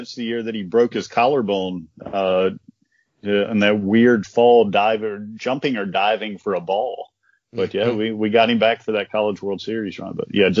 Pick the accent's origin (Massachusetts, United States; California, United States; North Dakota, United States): North Dakota, United States; moved away; I'm from North Dakota originally